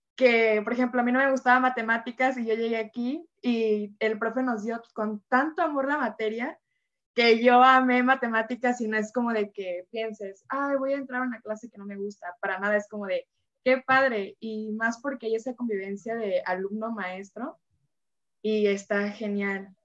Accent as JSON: {"language": "Spanish", "region": "Veracruz", "country": "Mexico", "moved": "yes", "lives_now": "Villahermosa, Mexico", "said": "yo soy de Veracruz y cuando me vine a Villahermosa"}